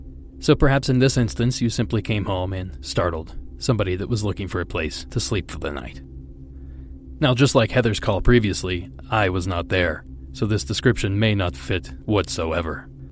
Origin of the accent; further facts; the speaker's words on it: Ohio, United States; moved away; my home state of Ohio.